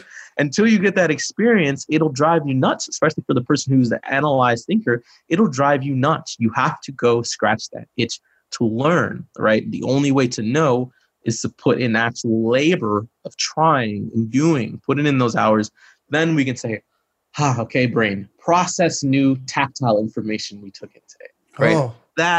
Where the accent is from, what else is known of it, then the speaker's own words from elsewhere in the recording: Chicago, Illinois, United States; dude, I'm from Chicago.